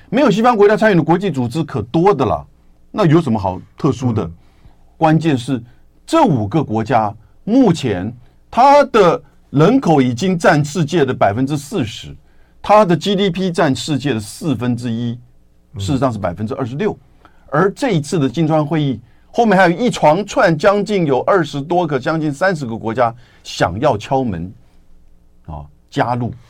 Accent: Taiwan; 我们台湾这边必须要有所了解

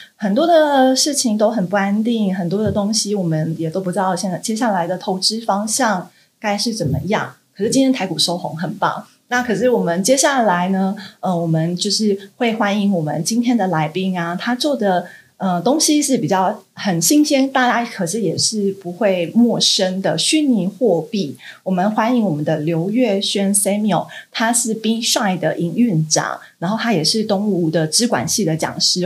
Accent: Taiwan; 我们台湾这边

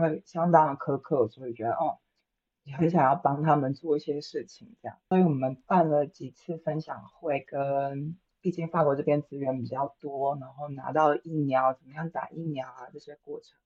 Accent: Taiwan; moved away as an adult; now in Paris, France; 我是一个台湾人

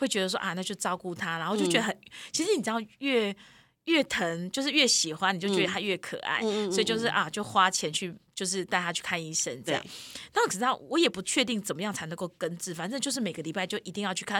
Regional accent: Yunlin County, Taiwan; 我云林啊

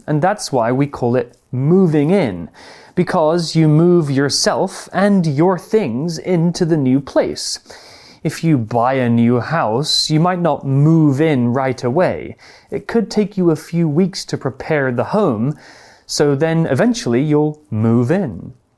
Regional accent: United Kingdom; my hometown actually in the UK is a very old place

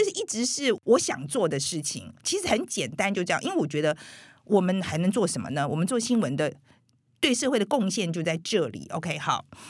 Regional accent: Taiwan; moved away as an adult; also born or lived in United States; 我们台湾人是真的蛮友善的

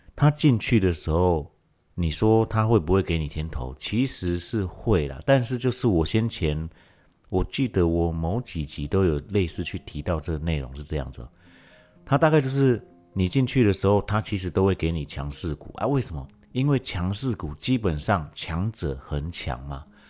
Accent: Taiwan; 在我们台湾这边

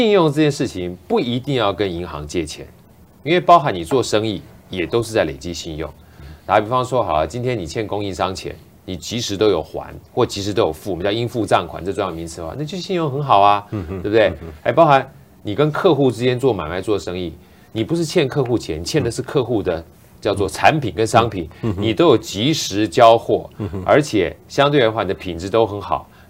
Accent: China; 我们从小就有观念是啊，能不欠钱就不要欠钱，尤其我们中国人欠钱感觉就不太好哈，是件坏事儿。

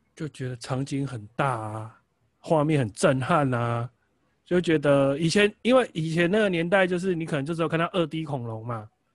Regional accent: Taiwan; 但是我觉得我们台湾人可能习惯也会从他下的电影标题 slogan 去了解这部片大概要带给我什么东西

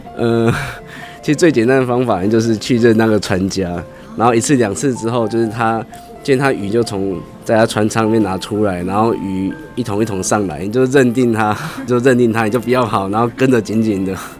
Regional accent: Toucheng, Yilan County, Taiwan; 我是民，民国七十二年出生，所以就已经生长在大溪这个地方

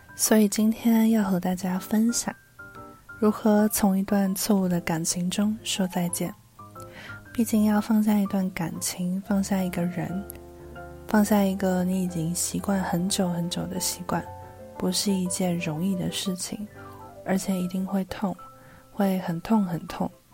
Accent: Taipei, Taiwan; 一个土生土长却常常被误认为是不会讲中文的台北人

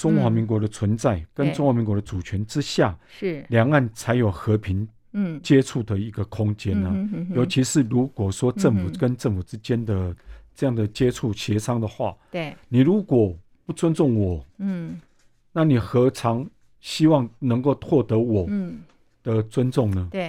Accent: Taiwan; 那这种情况之下，对我们台湾人来说是嗯完全不能接受的。

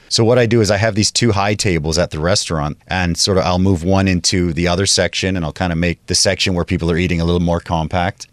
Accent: Kitimat, British Columbia, Canada; moved away as an adult; also born or lived in Mexico (family); now in Taipei, Taiwan; I'm in a small town called Kitimat, and it's close to Alaska

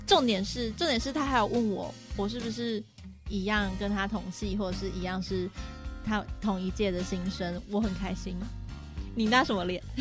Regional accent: Pingtung County, Taiwan; moved away; 我呢是一个，呃，是来自屏东

